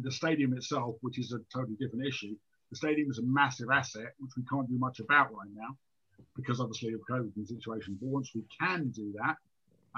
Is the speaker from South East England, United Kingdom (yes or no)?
no; London, United Kingdom; I grew up in Wimbledon a long time ago, 70s and 80s